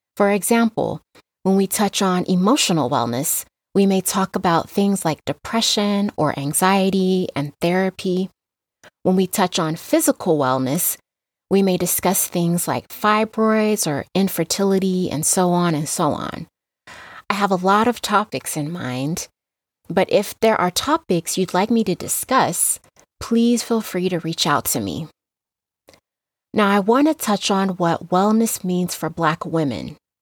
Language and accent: English; Las Vegas, Nevada, United States; now in Reno, United States; I was raised in Las Vegas, Nevada, but I currently live in Reno, Nevada